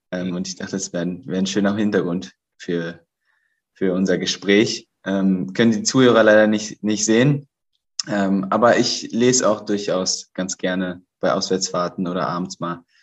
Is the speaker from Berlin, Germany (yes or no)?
yes; Berlin, Germany; melde mich gerade aus Berlin, aus meiner Heimatstadt